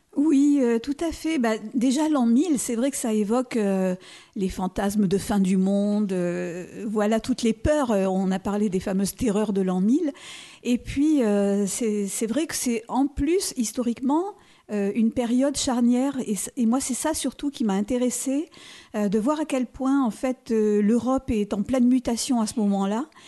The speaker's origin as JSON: {"language": "French", "town": "Nice", "region": "Provence-Alpes-Côte d'Azur", "country": "France", "tie": "born or raised there", "also_born_or_lived": "Auxerre", "moved": "yes", "said": "Je suis née à Nice"}